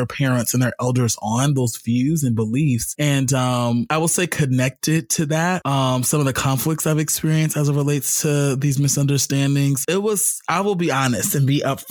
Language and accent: English; Los Angeles, California, United States; I'm from South LA.